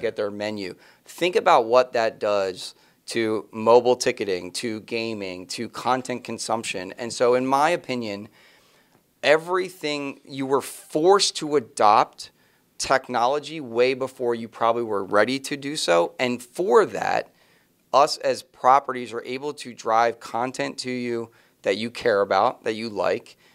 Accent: Philadelphia, Pennsylvania, United States; where I was growing up in the Philadelphia Eagles built a stadium

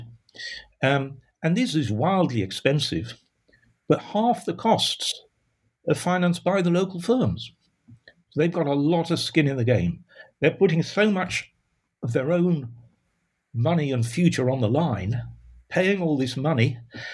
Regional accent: Sheffield, Yorkshire and the Humber, United Kingdom; moved away as an adult; I grew up in Sheffield

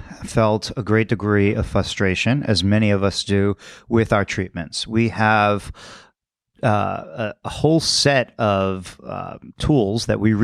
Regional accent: Queens, New York, United States; Born in Brooklyn, grew up in Queens

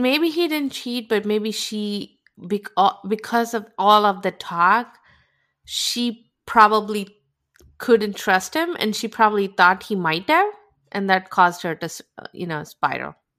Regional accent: India; moved away; I grew up in India

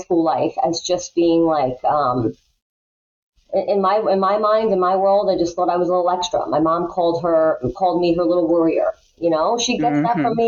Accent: Long Island, New York, United States; I grew up here on Long Island

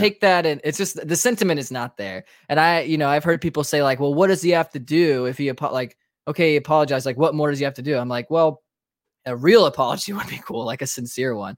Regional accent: Raleigh, North Carolina, United States; moved away as an adult; now in Georgia, United States; I'm obviously originally from Raleigh, North Carolina

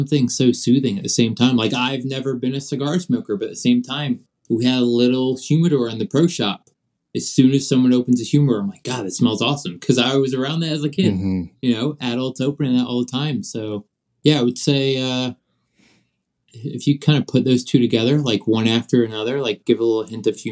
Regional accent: Virginia, United States; also born or lived in Scotland; where I grew up at in Virginia

